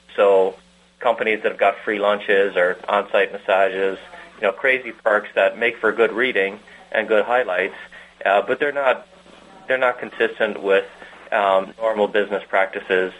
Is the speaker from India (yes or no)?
no; Ireland; moved away as an adult; also born or lived in Antwerp, Belgium / Detroit, United States; now in United States; growing up in Ireland and into university